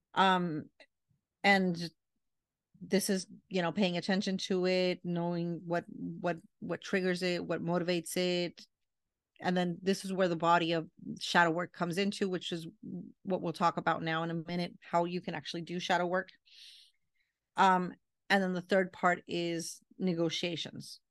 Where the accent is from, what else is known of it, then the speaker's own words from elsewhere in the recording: Puerto Rico; I'm from Puerto Rican